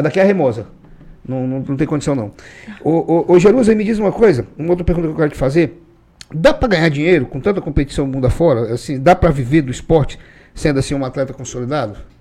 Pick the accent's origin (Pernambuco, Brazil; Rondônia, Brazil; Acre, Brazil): Acre, Brazil; eu sou acriano